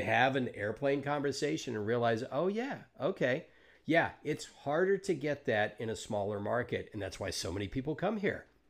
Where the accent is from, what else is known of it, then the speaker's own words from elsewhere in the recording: Georgia, United States; now in Los Angeles, United States; I grew up in Georgia